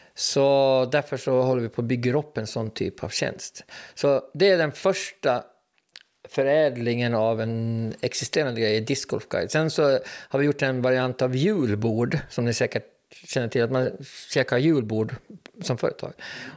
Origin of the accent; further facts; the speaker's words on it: Åland Islands; vi är nog ålänningar först och främst